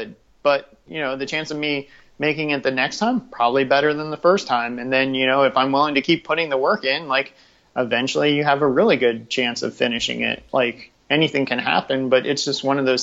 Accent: Washington, District of Columbia, United States; growing up in DC

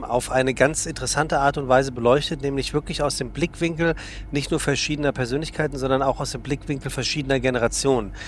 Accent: Frankfurt, Hesse, Germany; moved away; also born or lived in Hamburg; ich komme aus gebürtig aus Frankfurt

